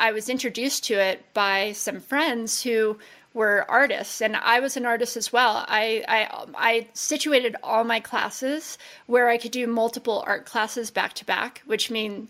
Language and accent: English; Las Vegas, Nevada, United States; We grew up in Las Vegas. Born and raised